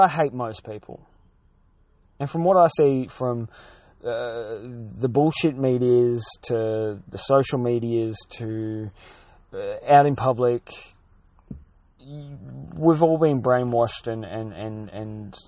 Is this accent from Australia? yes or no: yes; Australia; I'm an Aussie battler that turns over less than $34,000 a year